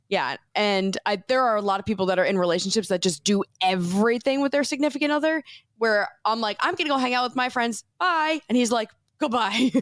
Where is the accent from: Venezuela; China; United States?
United States; New Jersey; moved away as an adult; we're from New Jersey